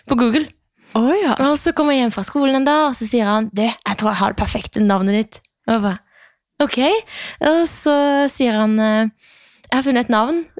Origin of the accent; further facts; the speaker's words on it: Arendal, Agder, Norway; Vi er fra Arendal. Jeg er fra Tromøya, han er fra Froland.